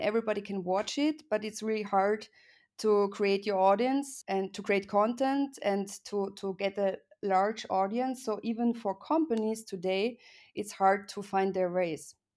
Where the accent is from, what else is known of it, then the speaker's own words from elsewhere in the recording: Graz, Styria, Austria; moved away as an adult; also born or lived in Vienna; I was born in Graz and I went to Vienna to study